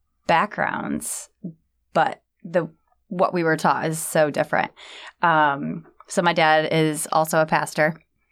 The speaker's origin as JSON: {"language": "English", "town": "Freeport", "region": "Michigan", "country": "United States", "tie": "born or raised there", "also_born_or_lived": "Ashley, Michigan", "moved": "as an adult", "lives_now": "San Diego, United States", "said": "I grew up in Freeport, Michigan, and then we moved to Ashley."}